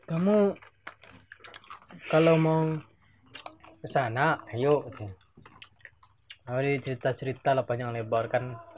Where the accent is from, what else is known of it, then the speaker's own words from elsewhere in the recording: Bali, Indonesia; enggak memang kami dari Bali udah nggak ada lagi orang dalam